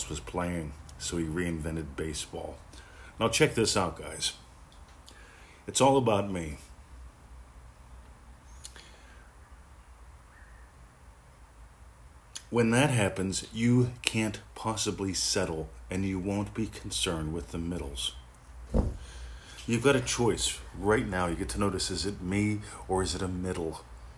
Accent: Pennsylvania, United States; also born or lived in Florida; now in Australia; I grew up in Pennsylvania

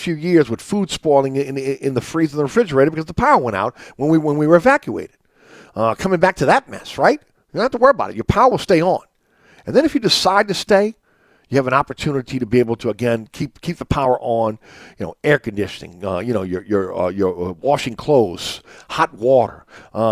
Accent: New Orleans, Louisiana, United States; growing up in uptown New Orleans

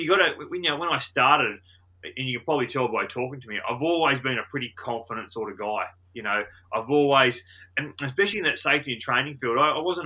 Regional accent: Cobar, New South Wales, Australia; moved away as an adult; now in New Zealand; Western New South Wales, Cobo, which is my hometown still

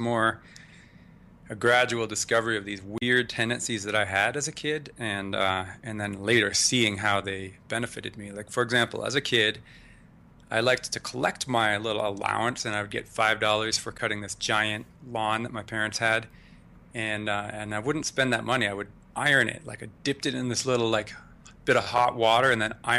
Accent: Canada; moved away as an adult; now in United States; I was born in Canada, moved to the U.S. at 24.

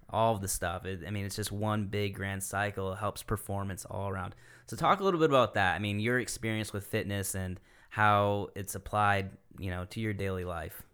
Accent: Michigan, United States; moved away as an adult; now in Greenville County, United States; I'm originally from Michigan

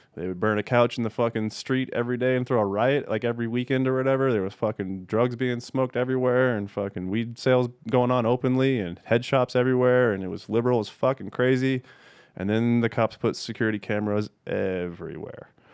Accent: Castle Rock, Colorado, United States; I grew up in Castle Rock, Colorado, which is, I don't know, ten, twenty minutes south of Denver

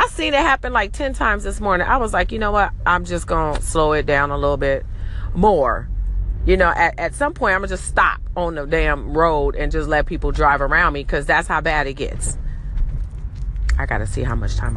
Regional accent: Los Angeles, California, United States; I'm from Cali. I'm from LA. And yeah, I even say it like I'm from

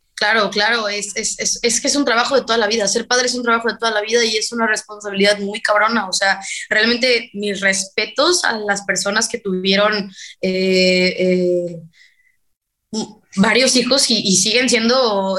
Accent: Veracruz, Mexico; also born or lived in McAllen, Texas; yo podría haber nacido en Macalén, Texas, pero solamente nací ahí, realmente nadie de mi familia es de ahí, ni muchísimo menos, y, pero pues, yo, yo me considero mexicana 100% y jarocha, pues al 400

